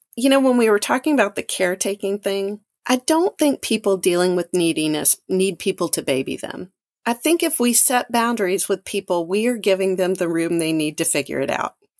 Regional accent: Mississippi, United States; moved away; I'm from Mississippi

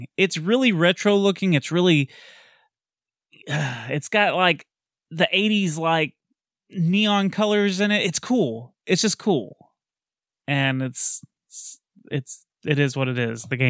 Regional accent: United States; I am from America

